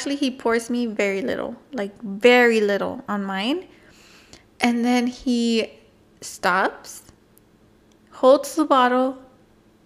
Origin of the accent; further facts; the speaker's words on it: California, United States; we're Californian people